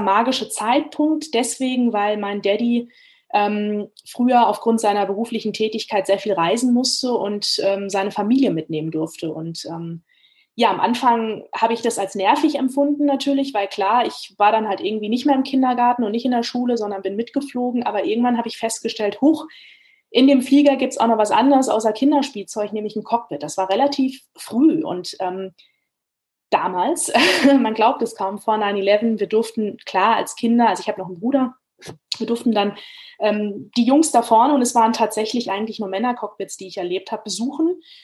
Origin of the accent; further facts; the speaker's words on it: Frankfurt am Main, Hesse, Germany; ich bin in der Stadt groß geworden, in der der größte deutsche Flughafen lokalisiert ist, ne, Frankfurt am Main. Also ich bin gebürtige Frankfurterin